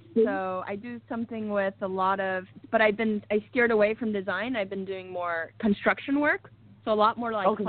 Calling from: Los Angeles, California, United States; I'm calling from Los Angeles, California.

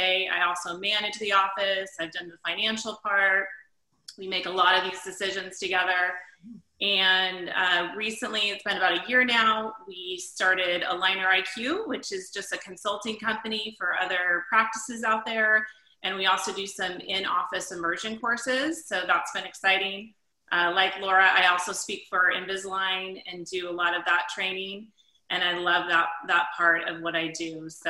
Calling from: Los Altos, California, United States; I'm calling from Northern California. I'm in Los Altos right now.

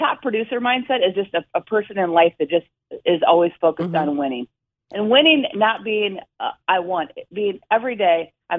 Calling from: Waterloo, Iowa, United States; Good morning. I'm so excited to be on this morning. I'm in Iowa.

